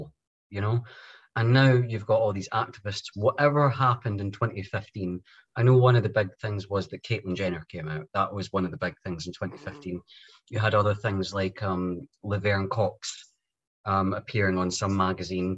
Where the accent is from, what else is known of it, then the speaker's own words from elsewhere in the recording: Scotland, United Kingdom; my home country of Scotland